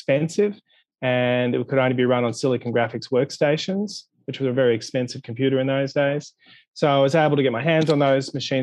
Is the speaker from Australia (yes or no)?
yes; Sydney, New South Wales, Australia; I was born in Australia, in Sydney, Australia, and I did an undergraduate degree in the late 80s